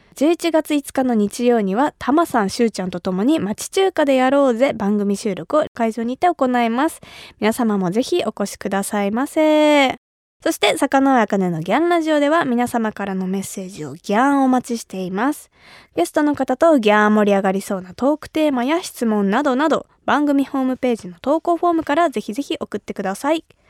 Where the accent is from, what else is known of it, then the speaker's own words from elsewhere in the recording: Kumamoto, Japan; 私が生まれ育った熊本